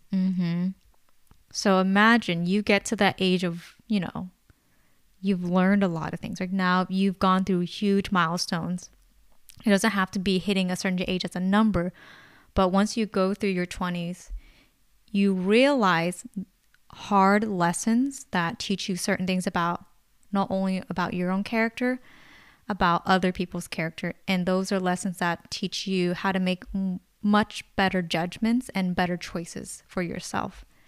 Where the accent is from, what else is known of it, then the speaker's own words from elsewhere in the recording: Bay Area, California, United States; we're born and raised in the Bay Area